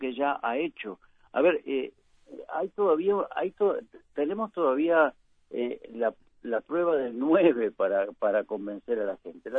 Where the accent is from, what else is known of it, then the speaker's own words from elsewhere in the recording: Uruguay; una sociedad como la uruguaya